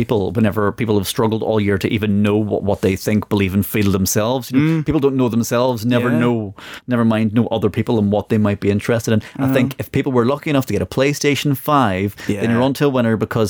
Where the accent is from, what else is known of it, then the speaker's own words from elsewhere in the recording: Northern Ireland, United Kingdom; now in England; I come from Northern Ireland where there's still very much the 12 days of Christmas, 12 days before, 12 days after.